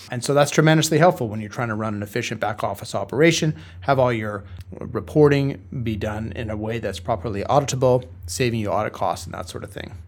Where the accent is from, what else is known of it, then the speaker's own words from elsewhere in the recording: Vancouver, British Columbia, Canada; moved away as an adult; now in Toronto, Canada; I grew up in the West Coast of Canada, in Vancouver